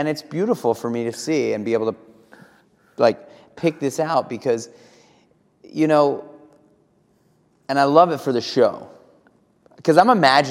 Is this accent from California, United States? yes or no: no; New York City, New York, United States; I grew up in New York City